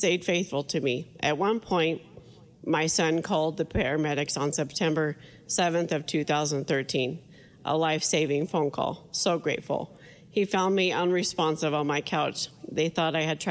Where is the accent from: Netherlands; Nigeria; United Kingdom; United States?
United States; Wheatland; Wheatland, my hometown.